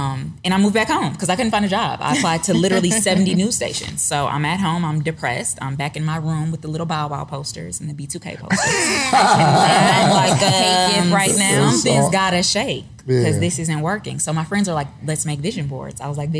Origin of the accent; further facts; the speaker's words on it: Detroit, Michigan, United States; moved away as an adult; now in Atlanta, United States; I'm from Detroit. I'm a native Detroiter.